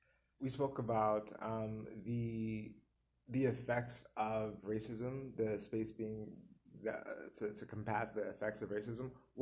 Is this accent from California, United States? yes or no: no; New Jersey, United States; now in Tucson, United States; I'm from New Jersey, so my experience actually is different from the experience here.